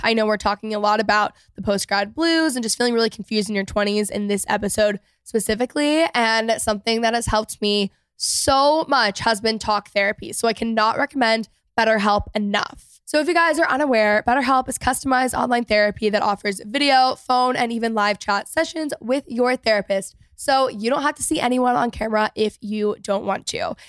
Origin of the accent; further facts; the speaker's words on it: outside of Dallas, Texas, United States; I grew up outside of Dallas